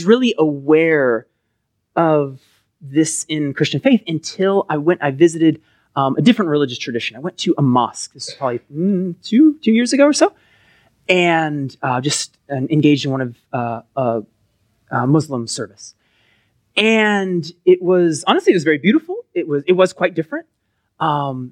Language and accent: English; Collin County, Texas, United States; I grew up in Collin County